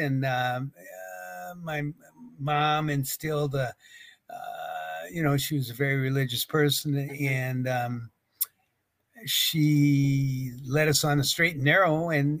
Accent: White Bear Lake, Minnesota, United States; also born or lived in Marshall Islands; I grew up in St. Paul. Well, actually White Bear Lake, Minnesota, which is 10 miles north of St. Paul.

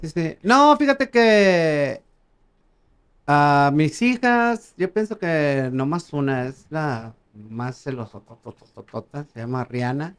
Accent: Valparaíso, Zacatecas, Mexico; estaba en la primaria allá en, Valparaíso, Zacatecas, de donde soy.

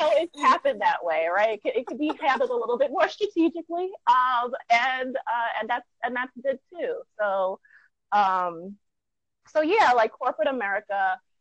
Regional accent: New York City, New York, United States; originally from Brooklyn, uh-huh. New York.

